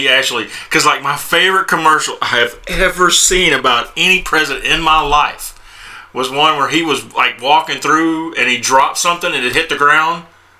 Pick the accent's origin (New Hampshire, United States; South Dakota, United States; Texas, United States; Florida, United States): Texas, United States; I'm from Texas